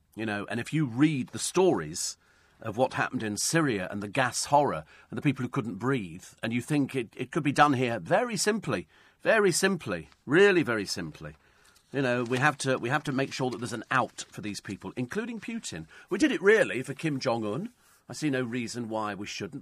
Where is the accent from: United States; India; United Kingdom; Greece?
United Kingdom; England; we come from England